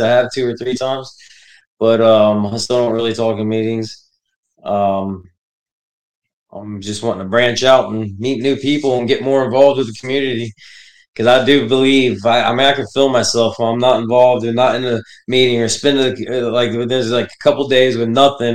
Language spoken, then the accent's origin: English; Florida, United States; also born or lived in Connecticut / Texas / Hawaii; grew up in Texas till I was nine, then Florida, and then, uh, was stationed in Hawaii, and then back to Florida